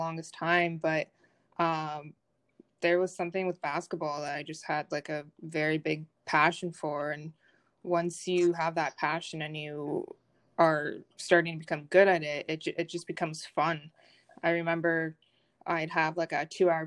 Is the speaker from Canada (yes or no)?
yes; Brockville, Ontario, Canada; I'm originally from Brockville